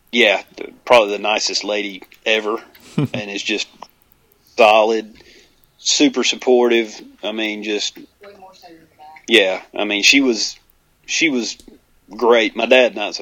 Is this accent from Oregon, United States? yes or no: no; Alabama, United States; I'm from Alabama